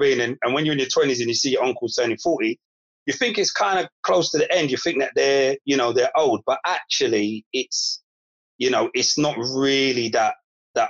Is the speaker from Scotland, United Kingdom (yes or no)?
no; London, United Kingdom; I grew up in Broccoli. I grew up on an estate, a Turnham estate